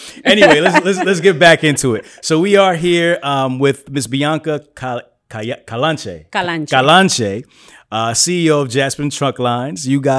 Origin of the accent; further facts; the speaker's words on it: East Coast, United States; we're from the East Coast.